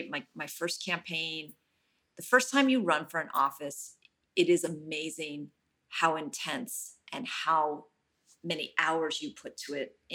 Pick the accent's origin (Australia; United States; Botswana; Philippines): United States; Oakland, California; And I am very lucky I, because I'm born and raised in Oakland.